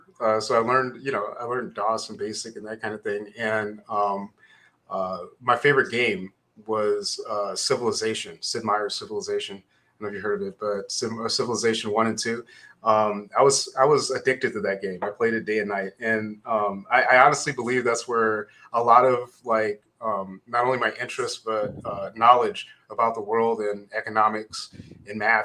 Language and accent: English; Southern California, United States; also born or lived in Lynwood, California / Compton, California / Los Angeles, California / Anaheim, California; So I grew up in Southern California. I was born actually in Linwood, but we lived in Compton and Los Angeles, and I moved to Anaheim when I was 9 years old, Anaheim Hills